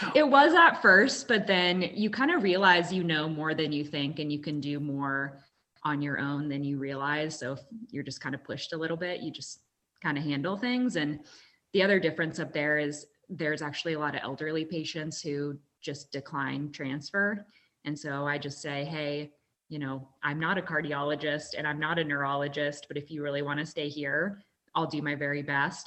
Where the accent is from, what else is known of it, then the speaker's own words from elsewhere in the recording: Kansas, United States; moved away as an adult; also born or lived in Durham, North Carolina / Omaha, Nebraska; now in Utah, United States; I grew up in Kansas